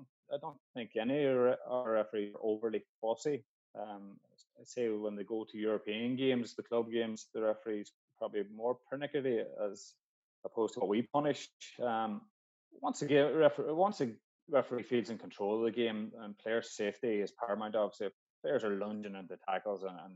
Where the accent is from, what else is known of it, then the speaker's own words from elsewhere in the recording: Donegal, Ulster, Ireland; I grew up playing football in Donegal, playing Gaelic in Donegal.